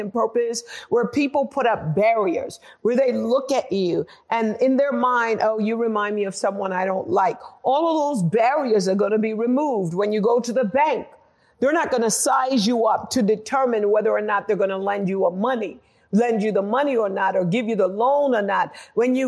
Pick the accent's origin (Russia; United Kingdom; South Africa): United Kingdom; moved away; also born or lived in United States; I'm actually British American. my culture, I was culturalized in Britain